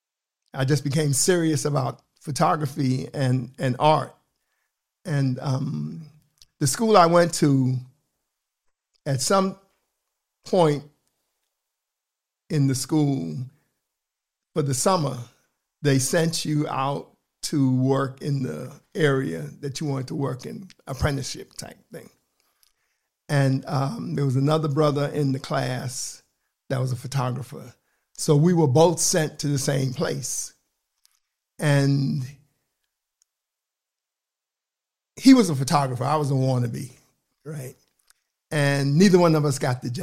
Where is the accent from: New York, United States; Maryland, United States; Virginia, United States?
New York, United States; New York City; moved away as an adult; now in Portland, United States; I'm originally from Harlem, New York, and I've been here 43 years